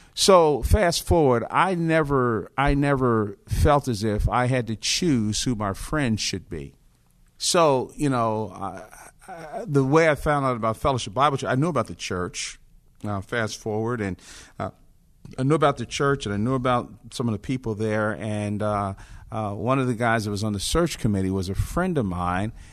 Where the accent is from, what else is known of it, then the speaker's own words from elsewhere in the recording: Newark, New Jersey, United States; now in Roswell, United States; I was born and raised in Newark, New Jersey in the fifties